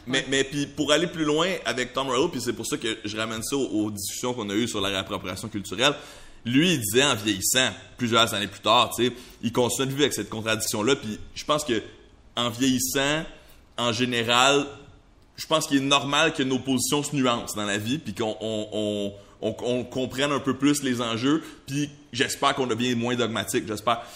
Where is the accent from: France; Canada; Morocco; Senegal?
Canada; Montreal, Quebec; first language French; je suis né à Tétroville. Il y a des gens de toutes sortes à Tétroville